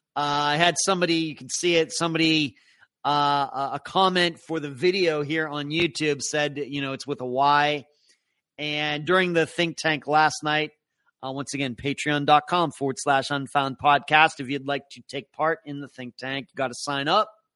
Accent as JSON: {"language": "English", "town": "Leechburg", "region": "Pennsylvania", "country": "United States", "tie": "born or raised there", "also_born_or_lived": "St. Petersburg, Florida", "moved": "yes", "said": "I grew up in Leechburg"}